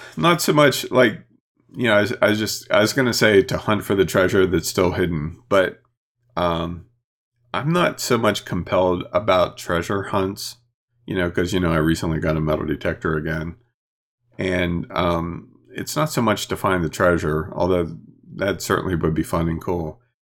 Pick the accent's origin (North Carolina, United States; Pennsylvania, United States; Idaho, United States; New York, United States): Pennsylvania, United States; Chambersburg area; born or raised there